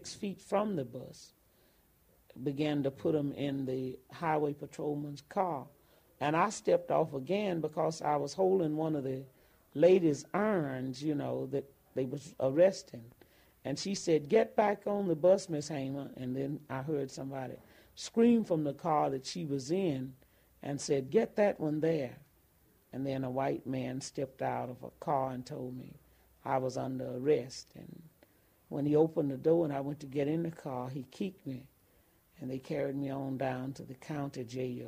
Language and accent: English; Ruleville, Mississippi, United States; I was from Ruval